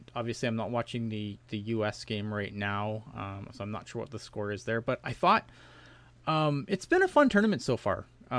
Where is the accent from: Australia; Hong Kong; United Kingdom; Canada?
Canada; Obviously, being a Canadian, I am not super happy about that.